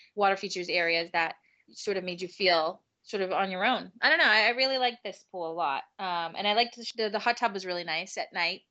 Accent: New England, United States; we're from New England

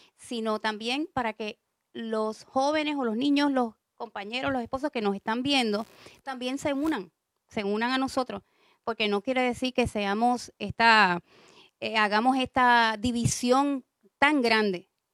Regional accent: San Juan, Puerto Rico; yo soy de San Juan también

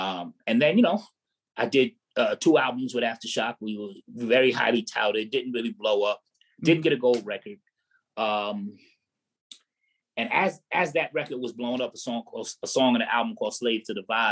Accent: New York City, New York, United States; I'm from Staten Island, born and raised.

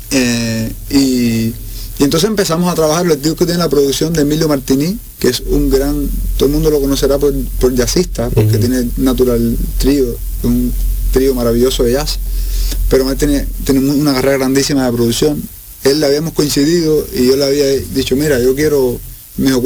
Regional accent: Cárdenas, Matanzas, Cuba; now in Havana, Cuba; yo no nací en La Habana, yo nací en una ciudad que está en otro lugar de Cuba, que se llama Cárdenas.

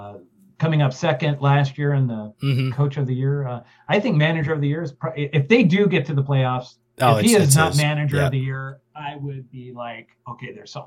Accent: Seattle, Washington, United States; moved away as an adult; now in Kentucky, United States; I grew up in Seattle that had no major sports teams.

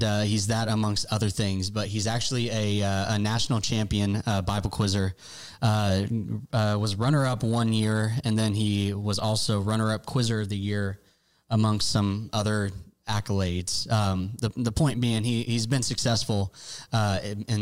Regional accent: Bloomington, Illinois, United States; We grew up in Bloomington, Illinois together

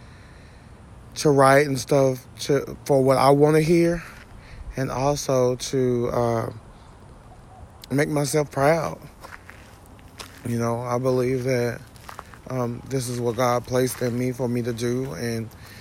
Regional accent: Jasper, Texas, United States; also born or lived in Houston, Texas; now in Cleveland, United States; I'm originally from Jasper, Texas

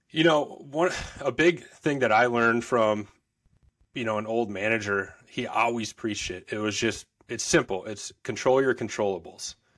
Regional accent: Woodbury, Minnesota, United States; in Woodbury, Minnesota, so grew up, born and raised in Minnesota.

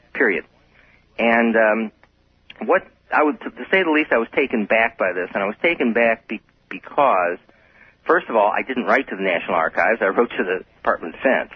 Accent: Chicago, Illinois, United States; now in Albuquerque, United States; I'm originally from Chicago, but I've lived in New Mexico and Albuquerque for for over 26 years

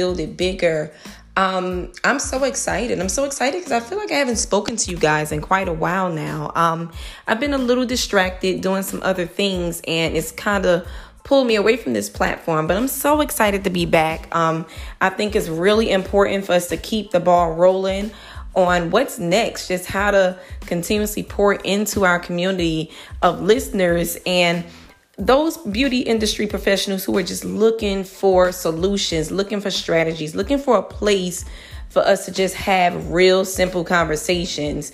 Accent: Newark, New Jersey, United States; I'm from Newark, New Jersey, born and raised

